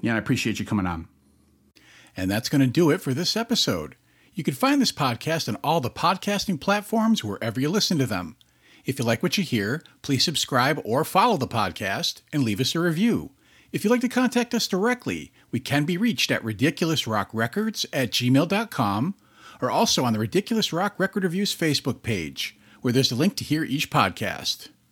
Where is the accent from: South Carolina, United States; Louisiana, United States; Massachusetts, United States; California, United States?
Massachusetts, United States; I'm from Massachusetts